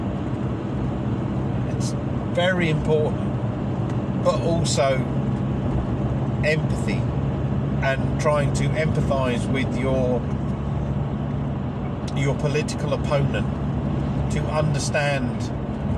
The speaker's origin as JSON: {"language": "English", "region": "England", "country": "United Kingdom", "said": "I'm English"}